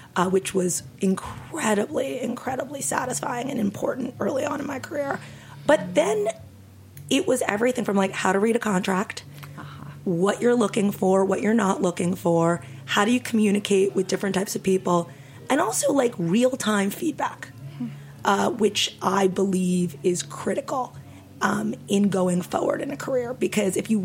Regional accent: New York, United States; I grew up in New York

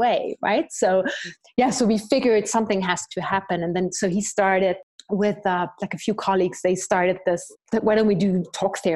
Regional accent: Germany; moved away as an adult; now in Zimbabwe; I'm from Germany, and I've ended up living in Zimbabwe 15 years ago

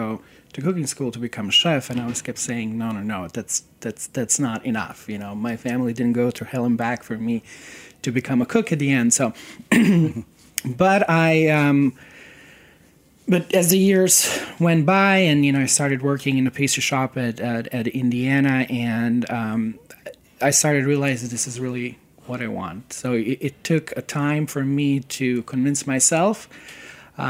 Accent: Serbia; now in United States; I come from Serbia, and I grew up during the very turbulent time when I was six

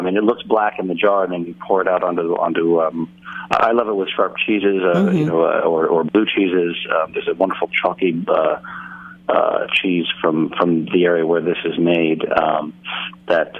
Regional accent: San Francisco, California, United States; moved away; also born or lived in London; I went back to my hometown of San Francisco

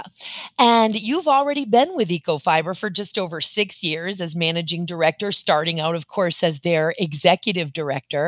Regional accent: Maine, United States; also born or lived in Boston, Massachusetts; I was born in Boston, as was my grandmother and my great grandmother, and raised in Maine

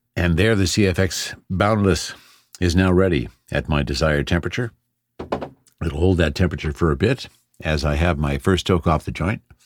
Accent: Canada; I'm Canadian

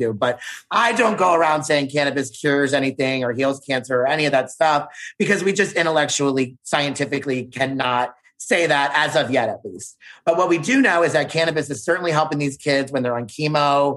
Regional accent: Baltimore, Maryland, United States; I'm from Baltimore City, from the East Coast

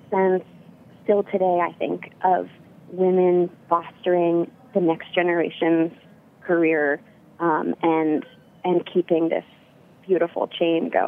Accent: Berkeley, California, United States; I was born in Berkeley and uh, grew up here.

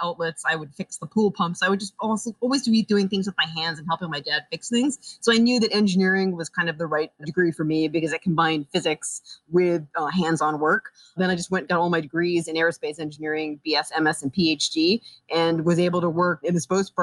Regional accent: New York, United States; moved away as an adult; also born or lived in Scotland / Boston; now in Los Angeles, United States; originally from Scotland, actually from the United Kingdom. But then I grew up in New York.

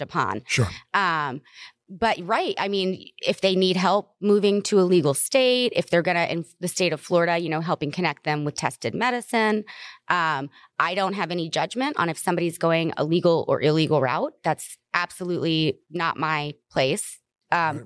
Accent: the South, United States; I'm from the South

